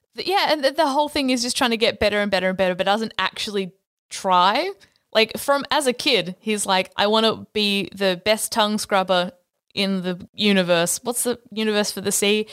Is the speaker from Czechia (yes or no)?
no; Australia